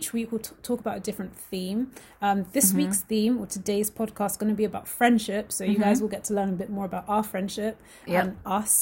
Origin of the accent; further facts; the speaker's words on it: United Kingdom; I'm from the UK, but my nationality as well is Nigerian